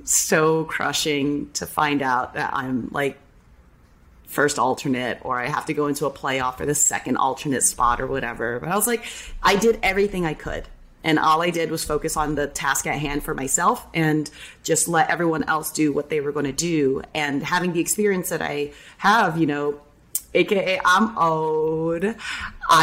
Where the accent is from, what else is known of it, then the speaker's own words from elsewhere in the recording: San Jose, California, United States; now in Orlando, United States; being born and raised in San Jose